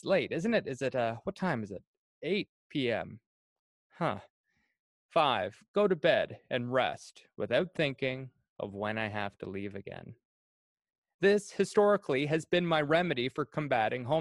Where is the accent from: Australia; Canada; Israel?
Canada; Cardigan, Prince Edward Island; moved away as an adult; I'm originally from Cardigan, Prince Edward Island, and I've been away on again, off again for about 6 years.